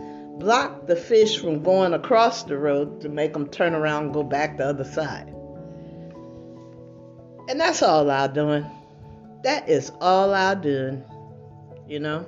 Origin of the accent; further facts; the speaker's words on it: United States; I'm an American citizen.